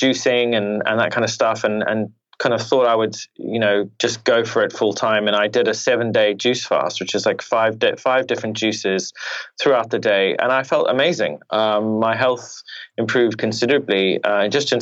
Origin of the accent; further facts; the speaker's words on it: Zimbabwe; now in United Kingdom; I was born in Zimbabwe in Africa